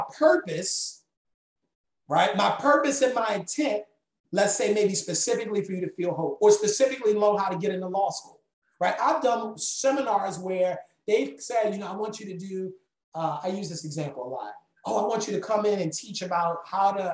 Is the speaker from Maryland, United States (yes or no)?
yes; Baltimore, Maryland, United States; growing up in Baltimore